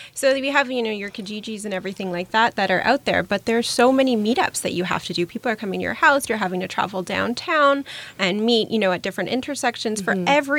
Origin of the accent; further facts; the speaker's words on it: Germany; English is a second language; now in Canada; And I moved here from Germany. And in Germany, there's a lot of platforms where you can sell out of your closet across country.